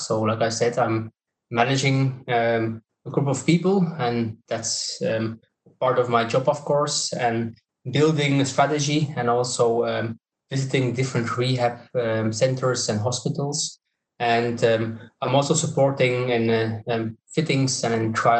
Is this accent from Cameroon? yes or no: no; Belgium; I'm coming from Belgium